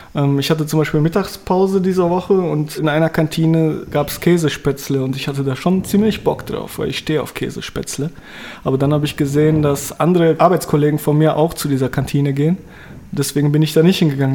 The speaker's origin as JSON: {"language": "German", "town": "Dortmund", "region": "North Rhine-Westphalia", "country": "Germany", "said": "bei uns in Dortmund"}